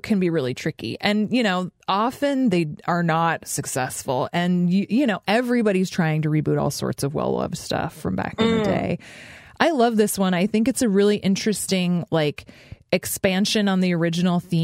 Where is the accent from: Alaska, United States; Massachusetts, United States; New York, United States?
Alaska, United States; I grew up in Alaska